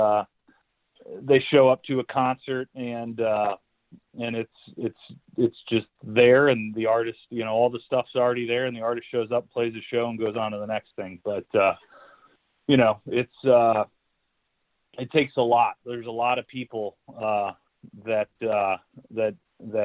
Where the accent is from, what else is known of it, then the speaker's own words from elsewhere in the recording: St. Louis, Missouri, United States; moved away; I grew up in St. Louis, and I moved back here about 10 years ago with my wife